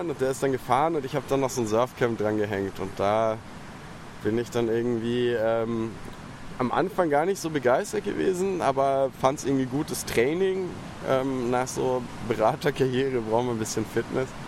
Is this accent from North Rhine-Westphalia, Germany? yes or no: no; Munich, Bavaria, Germany; moved away; Aus München.